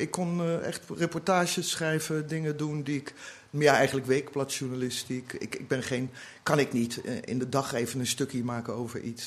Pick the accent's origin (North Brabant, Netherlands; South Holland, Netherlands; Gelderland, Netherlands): South Holland, Netherlands; The Hague; also born or lived in Berlin; now in Amsterdam, Netherlands; van huis uit ben ik een Hagenees.